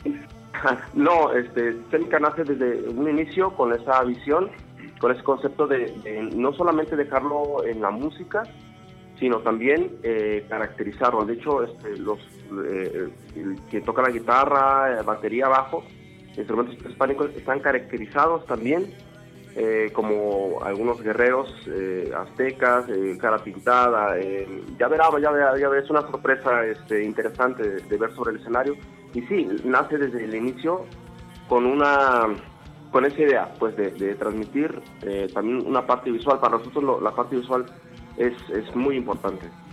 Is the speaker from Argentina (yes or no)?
no; Mexico; Nosotros somos eh, de México